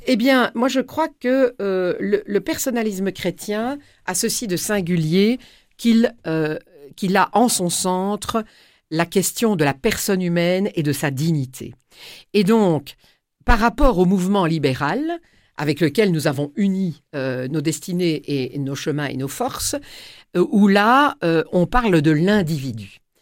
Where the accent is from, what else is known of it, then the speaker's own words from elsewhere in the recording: Tournai, Wallonia, Belgium; à Tournai, qui est ma ville natale dans laquelle euh, je vis toujours